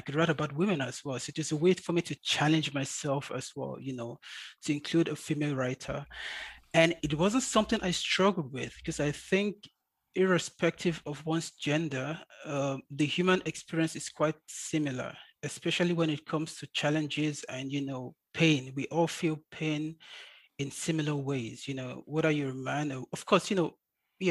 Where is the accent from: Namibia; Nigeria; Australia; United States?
Nigeria; first language English; moved away as an adult; now in Munich, Germany; I'm a Nigerian born and bred